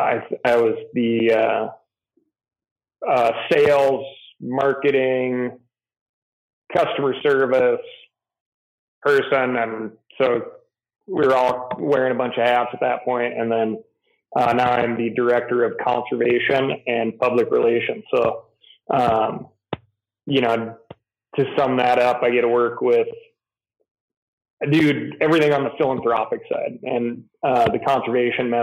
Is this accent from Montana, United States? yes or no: yes; Missoula, Montana, United States; I grew up in Montana, fifth generation of the fam.